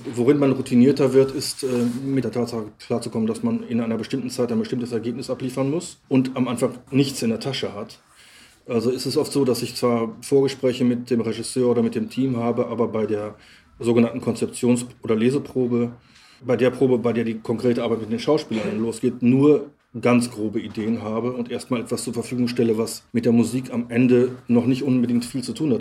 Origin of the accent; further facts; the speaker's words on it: Lippstadt, North Rhine-Westphalia, Germany; moved away; also born or lived in Cologne; nun ist ja Lippstadt, Nolens-Wohlens mein Geburtsort und der Ort, in dem ich aufgewachsen bin